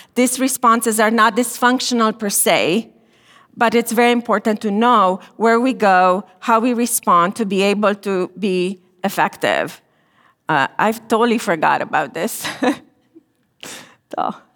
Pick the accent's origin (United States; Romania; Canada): Romania; moved away as an adult; I was born and I grew up in Romania during communism.